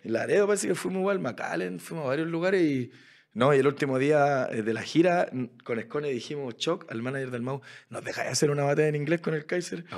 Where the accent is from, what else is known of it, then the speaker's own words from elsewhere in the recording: Chile; yo que soy de Chile